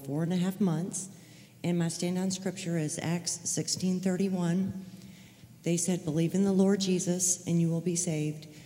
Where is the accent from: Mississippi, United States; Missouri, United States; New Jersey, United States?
Mississippi, United States; Biloxi; I'm from Biloxi